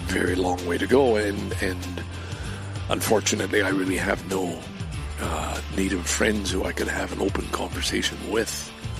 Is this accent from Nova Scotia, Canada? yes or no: no; Lachine, Quebec, Canada; Lachine, my hometown.